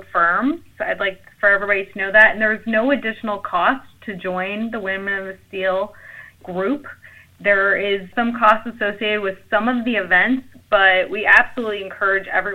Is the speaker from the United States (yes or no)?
yes; St. Louis, Missouri, United States; I'm from the St. Louis area